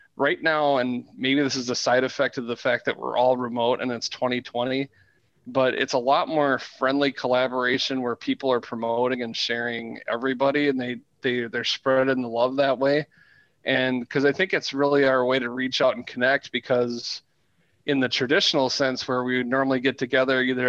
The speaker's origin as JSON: {"language": "English", "town": "Elk River", "region": "Minnesota", "country": "United States", "tie": "born or raised there", "said": "as a kid growing up in Elk River, which is just 30 miles down the road, more or less"}